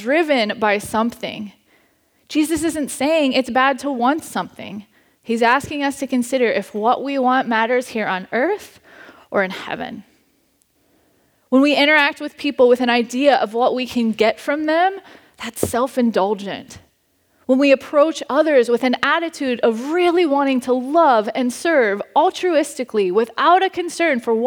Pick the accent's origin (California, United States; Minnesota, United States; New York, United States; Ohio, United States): Ohio, United States; Cincinnati; moved away; The church I grew up at back in Cincinnati with my family